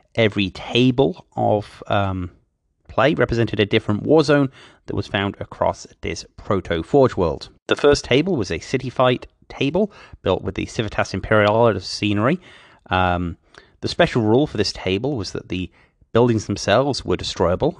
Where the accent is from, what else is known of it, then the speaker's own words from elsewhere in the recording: Oklahoma, United States; driving a taxi around my hometown in Oklahoma